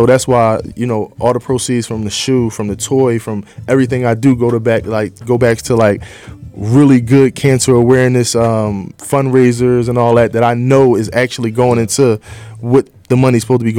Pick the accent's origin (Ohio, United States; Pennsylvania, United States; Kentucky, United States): Pennsylvania, United States; Philadelphia; But I'm from Philly